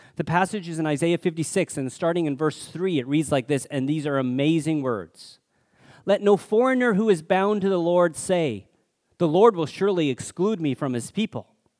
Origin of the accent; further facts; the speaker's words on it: Alberta, Canada; growing up in Alberta in the seventies, I experienced my share of racism, only Chinese kid in school